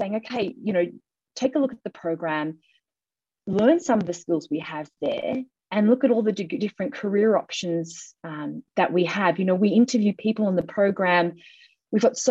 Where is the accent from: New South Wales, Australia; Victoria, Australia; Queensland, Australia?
New South Wales, Australia; Guyra; moved away as an adult; also born or lived in Cayman Islands; I grew up on the outskirts of Guyra in the New England of northeastern New South Wales on a cattle and sheep property.